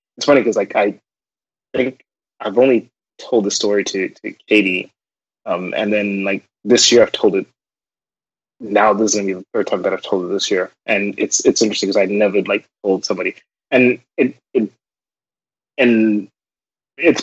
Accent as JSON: {"language": "English", "country": "Zimbabwe", "tie": "born or raised there", "moved": "as an adult", "lives_now": "United States", "said": "growing up in Zimbabwe"}